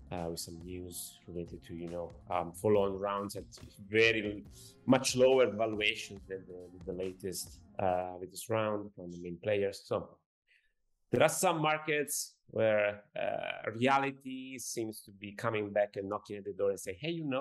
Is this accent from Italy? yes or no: yes; Italy; From our point of view, from Italy